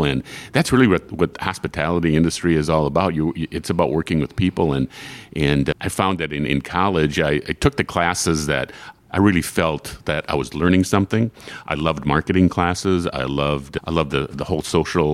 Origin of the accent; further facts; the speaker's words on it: Frankenmuth, Michigan, United States; I grew up in Frankenmuth. I mean, I was born and raised here.